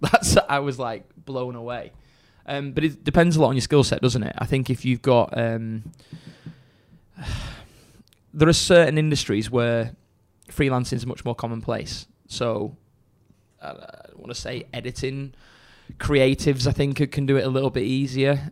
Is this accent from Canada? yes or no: no; Chorley, North West England, United Kingdom; I'm from Chorley originally